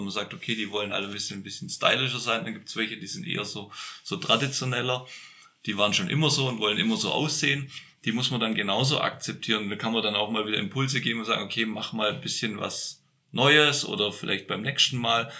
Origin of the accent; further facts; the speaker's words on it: Böblingen, Baden-Württemberg, Germany; now in Franconian Lake District, Germany; ich bin ja Schwabe, also gebürtig in Böbling.